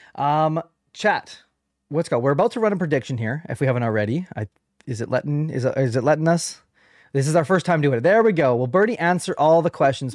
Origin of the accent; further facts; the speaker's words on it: Canada; I am a Canadian podcaster